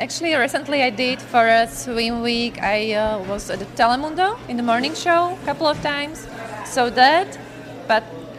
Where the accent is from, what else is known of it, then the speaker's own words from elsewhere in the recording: Slovakia; first language Slovak; English is a second language; moved away as an adult; now in United States; I'm from Slovakia. So I got scouted when I was 14 in my hometown